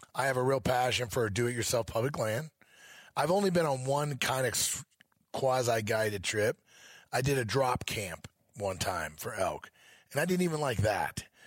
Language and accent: English; Missouri, United States; moved away as an adult; now in Montana, United States; I grew up in Missouri